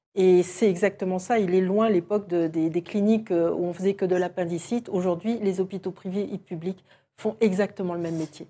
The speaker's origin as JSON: {"language": "French", "country": "France"}